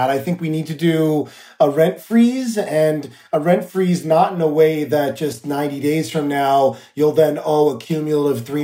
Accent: New York, United States; I find that as an elected official, but I also know that as a New Yorker that uh, days are like roller coasters for people

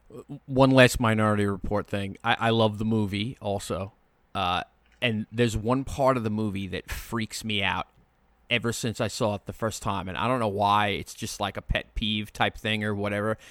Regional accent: Long Island, New York, United States; I'm from Long Island

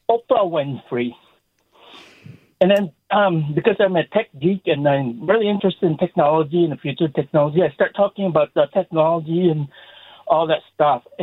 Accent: Baltimore, Maryland, United States; I said, uh, I'm from Baltimore.

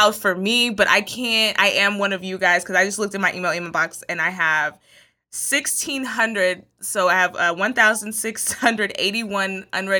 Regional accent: Texas, United States; Like, I'm from Texas, so I know some Tex-Mex, okay?

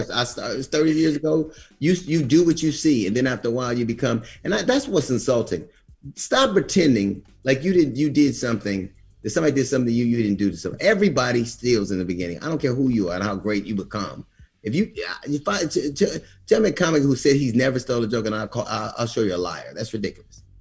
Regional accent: United States; then I'm American. I'm quintessentially American.

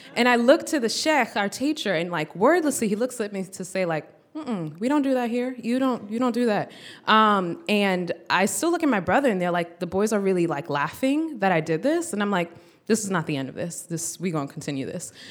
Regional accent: United States; we're born in the U S, and both of our parents are from, uh, West Africa

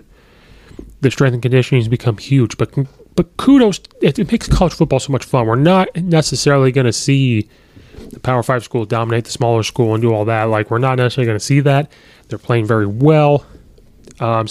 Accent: Illinois, United States; up here in my hometown of Illinois. Soldier Field only being about an hour or so away

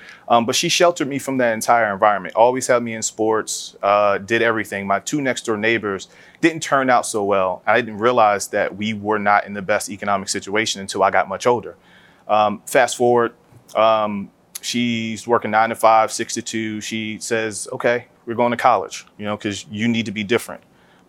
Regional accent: Philadelphia, Pennsylvania, United States; So I'm originally from West Philadelphia, born and raised.

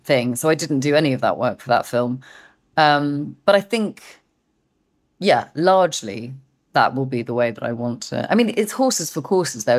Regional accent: England, United Kingdom; I'm too English

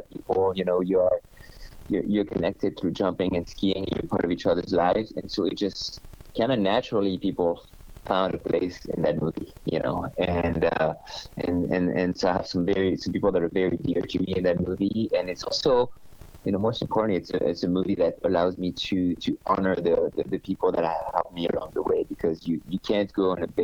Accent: Normandy, France; I was born in Normandy

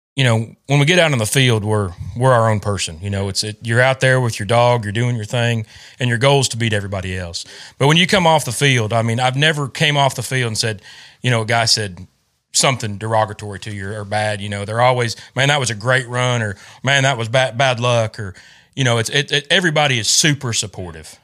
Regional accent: Illinois, United States; now in Kentucky, United States; I grew up in Illinois, had a, grew up bird hunting with my dad

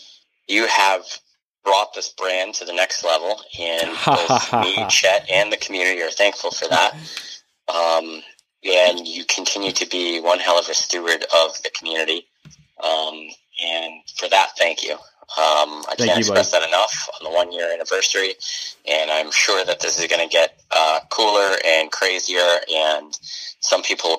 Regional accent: northern New Hampshire, United States; moved away; up in my home state in New Hampshire, which I'm pretty excited about, going back to my stomping grounds up in northern New Hampshire

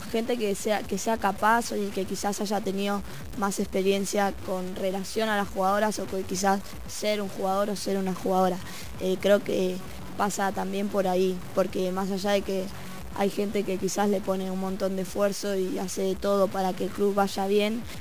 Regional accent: Avellaneda, Buenos Aires Province, Argentina; yo soy de Avellaneda

